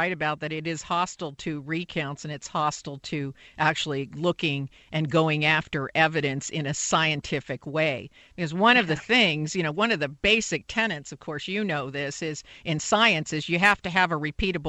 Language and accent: English; Silicon Valley, California, United States; moved away; I'm from Silicon Valley originally